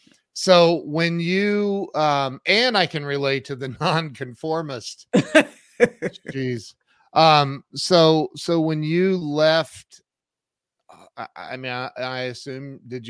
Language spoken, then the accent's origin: English; Ohio, United States; Hey, I grew up in Ohio and right down the road was a town called New Hampshire, Ohio. I swear.